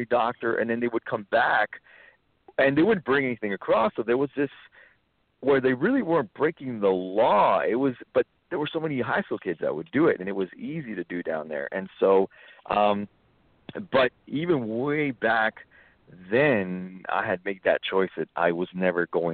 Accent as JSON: {"language": "English", "region": "South Texas", "country": "United States", "tie": "born or raised there", "said": "I grew up actually in South Texas"}